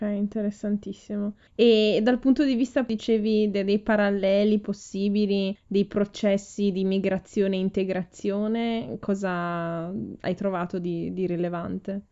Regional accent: Ferrara, Emilia-Romagna, Italy; moved away as an adult; now in Munich, Germany; che vengo da Ferrara e vivo ormai a Monaco di Baviera da sette anni

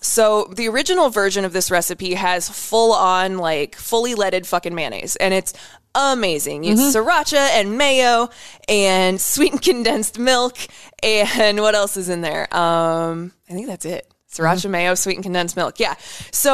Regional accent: Western Iowa, United States; I'm from Iowa.

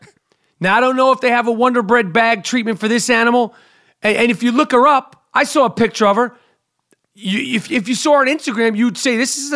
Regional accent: New York City, New York, United States; I'm from Manhattan. My mother's from Long Island

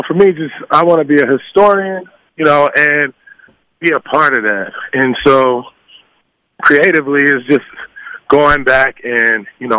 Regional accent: Los Angeles, California, United States; You know, growing up in South Central Los Angeles, you got to survive, right?

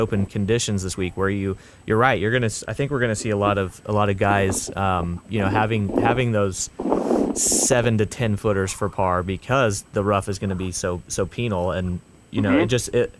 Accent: Northwest Arkansas, United States; the LPGA has the Northwest Arkansas Walmart Championship every year in my hometown at Pinnacle

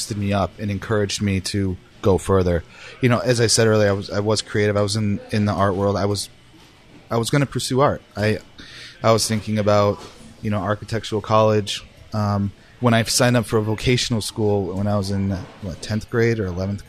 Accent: Cheektowaga, New York, United States; moved away as an adult; now in Portland, Maine, United States; I grew up in Cheektowaga, New York, which is just outside of Buffalo.

